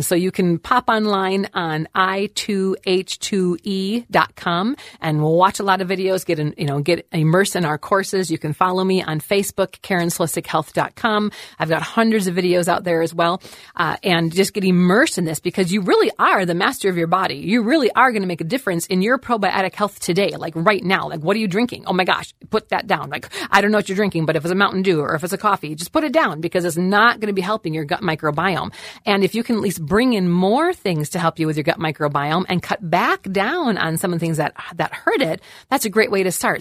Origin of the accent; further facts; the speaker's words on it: Wisconsin, United States; I'm actually from Wisconsin